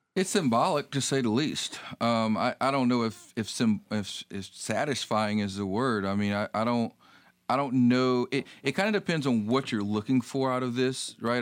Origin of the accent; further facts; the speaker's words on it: North Carolina, United States; moved away; I grew up in North Carolina